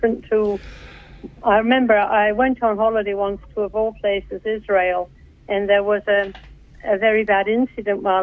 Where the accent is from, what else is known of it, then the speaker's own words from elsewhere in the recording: New Zealand; I identify with that as my heritage, though I'm a Kiwi